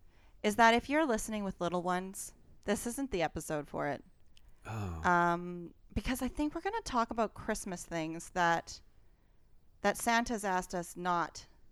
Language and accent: English; Alberta, Canada; I'm from Alberta and I've never heard of that.